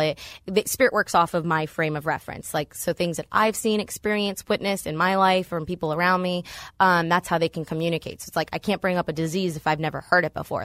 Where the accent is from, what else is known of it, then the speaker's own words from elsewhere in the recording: Northern Virginia, United States; moved away as an adult; now in State College, United States; I'm from Northern Virginia, D C area